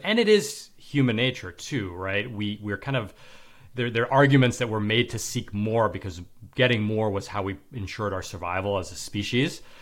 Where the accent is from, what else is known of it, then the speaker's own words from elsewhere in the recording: New York City, New York, United States; now in Manhattan Beach, United States; I'm from New York City and I live in Manhattan Beach, L